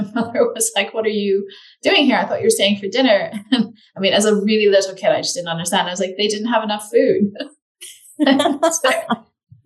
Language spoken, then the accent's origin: English; Netherlands; moved away; also born or lived in United States; I was born and raised in the Netherlands